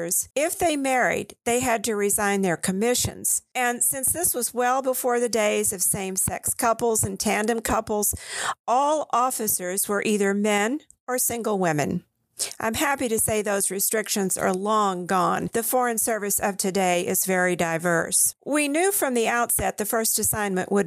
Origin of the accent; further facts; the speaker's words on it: Dallas, Texas, United States; moved away as an adult; also born or lived in Mexico City; Dallas was a good place to grow up and go to school